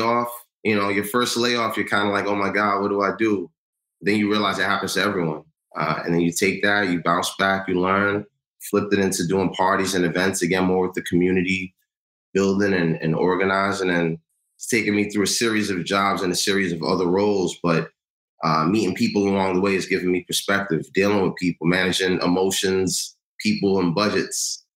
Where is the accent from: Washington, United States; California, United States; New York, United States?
New York, United States; New York City; Born and raised in New York. My parents are from Ghana. I'm first generation